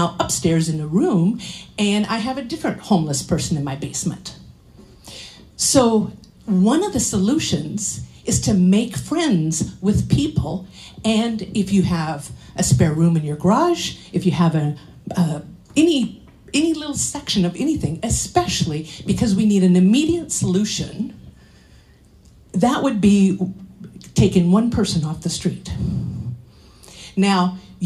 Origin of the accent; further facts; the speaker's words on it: Curlew, Washington, United States; also born or lived in Colville, Washington; I was born in Colville, raised in Curlew, so I'm very countrified